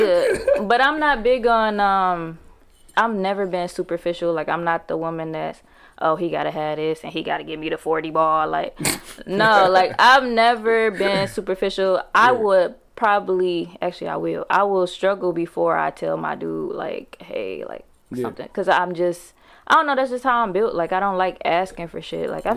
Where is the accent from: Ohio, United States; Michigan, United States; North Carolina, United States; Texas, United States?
Michigan, United States; Farmington Hills; I was still from Farmington Hills, even though I was trying to, like, you know, be in the streets of Detroit